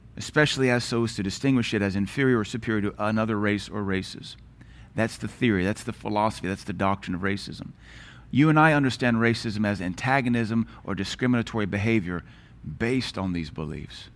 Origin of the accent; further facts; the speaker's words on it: Knoxville, Tennessee, United States; moved away; also born or lived in Louisiana / Seattle; growing up in Knoxville